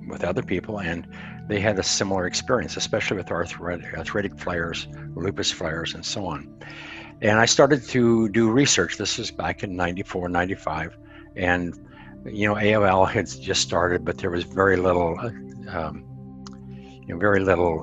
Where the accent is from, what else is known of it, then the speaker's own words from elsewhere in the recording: Montana, United States; I'm a cowboy from Montana that I'm 76, going on 76, and I spent 30 years in the communications industry.